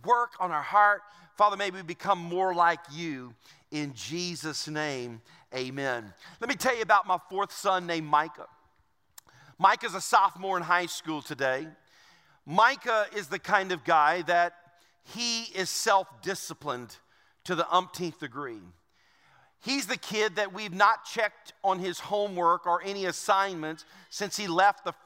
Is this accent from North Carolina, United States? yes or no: no; Louisiana, United States; I'm from Louisiana. I know a lot of places. I've been there all my life